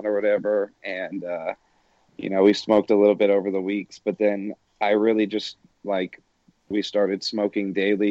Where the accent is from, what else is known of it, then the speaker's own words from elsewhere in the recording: Atlanta, Georgia, United States; now in Denver, United States; I am from Atlanta